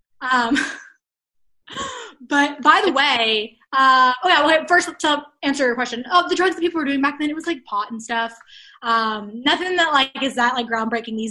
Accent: Coppell, Texas, United States; I grew up in Coppell, which is a suburb of Dallas.

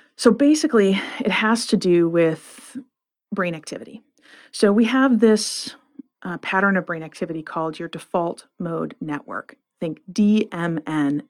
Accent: Flint, Michigan, United States; I grew up in Flint, Michigan

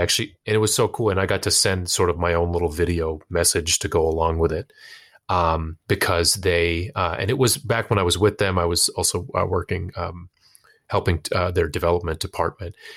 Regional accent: United States; also born or lived in Pakistan; now in Boston, United States; to cement an identity as a, a Pakistani American that was independent of my family

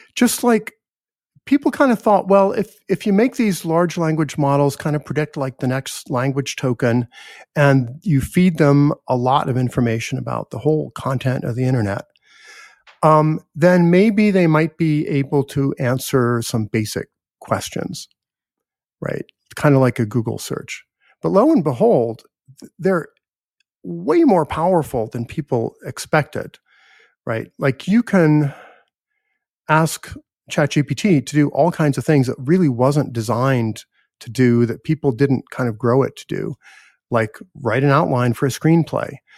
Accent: United States; I'm American

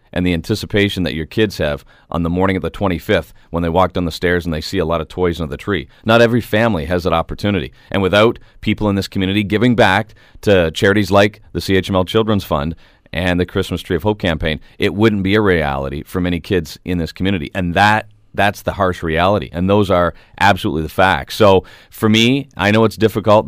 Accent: Canada; We are Canadian

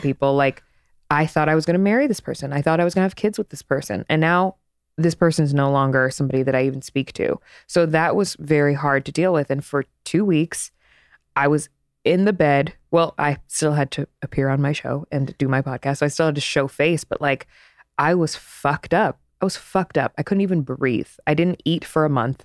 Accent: East Coast, United States; now in Los Angeles, United States; I'm from the East Coast

